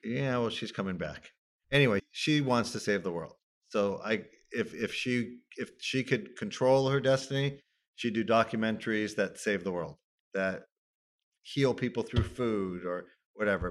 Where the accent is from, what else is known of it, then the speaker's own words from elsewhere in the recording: Los Angeles, California, United States; I grew up in Tarzana basically from age five